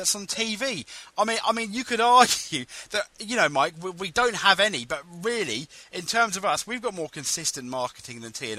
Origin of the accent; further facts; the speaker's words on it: India; Yeah, I'm Indian. It's part of my character, but it's not a stereotype or anything like that, you know?